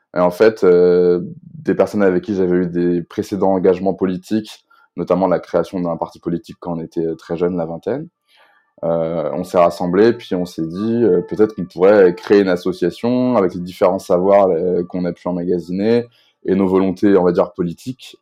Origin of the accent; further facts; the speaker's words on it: Rennes, Brittany, France; je suis un jeune Rennais, enfin jeune plus si jeune, mais je suis Rennais